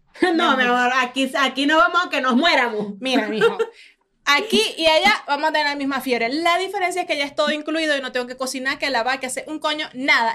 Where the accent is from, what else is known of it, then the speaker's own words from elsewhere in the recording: Falcón, Venezuela; moved away; yo vengo de Venezuela, yo vengo de las playas de Falcón